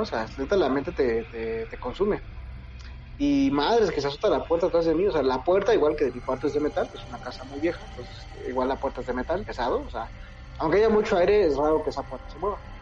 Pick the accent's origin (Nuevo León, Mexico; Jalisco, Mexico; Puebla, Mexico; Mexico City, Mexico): Mexico City, Mexico; yo soy de aquí, de la Ciudad de México, pero me mudé al Estado de México.